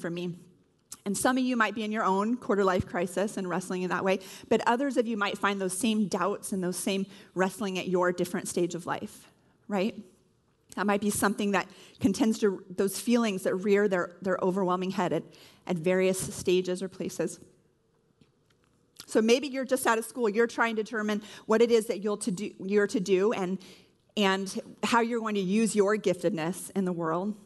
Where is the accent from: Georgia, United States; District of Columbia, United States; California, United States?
California, United States; moved away as an adult; I'm originally from California